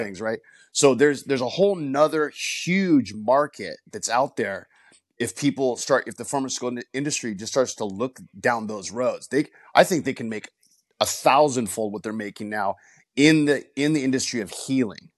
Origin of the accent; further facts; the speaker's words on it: Los Angeles, California, United States; grew up in a rough area of Northeast L